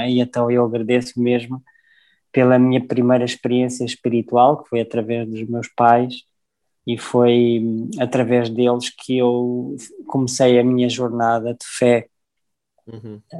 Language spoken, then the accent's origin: Portuguese; South Africa; born there; E eu, eu comecei a minha jornada na África do Sul, eu nasci na África do Sul, eu sou, sou filho de pais portugueses